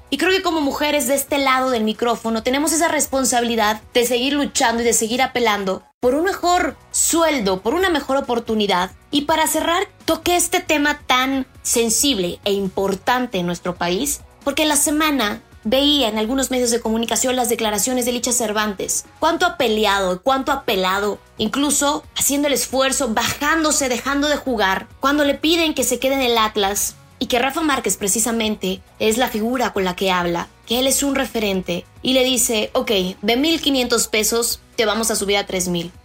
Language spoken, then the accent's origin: Spanish; Mexico; en nuestro país